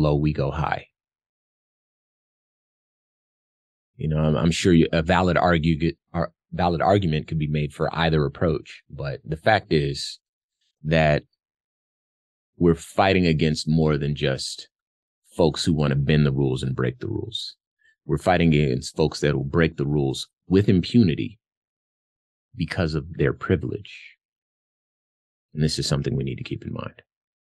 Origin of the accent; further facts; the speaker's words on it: Arizona, United States; my home state of Arizona